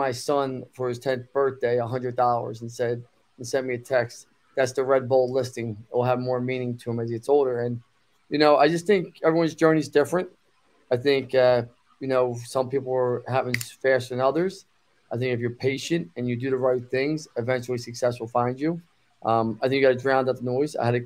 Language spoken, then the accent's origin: English; Philadelphia, Pennsylvania, United States; I was born in Northeast Philadelphia, Bucks County, born into a group home, foster care system